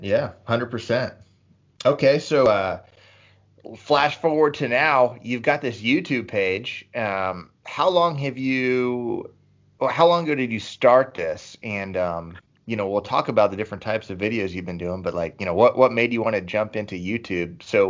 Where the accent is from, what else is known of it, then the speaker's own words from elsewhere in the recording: Texas, United States; I'm from Texas, bro.